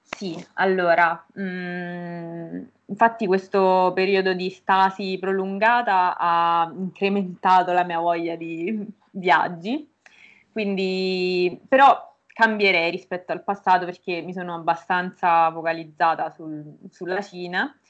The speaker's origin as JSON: {"language": "Italian", "town": "Norcia", "region": "Umbria", "country": "Italy", "moved": "as an adult", "lives_now": "Bologna, Italy", "said": "sono Umbra e precisamente vengo da Norcia, che è un paesino in provincia di Perugia"}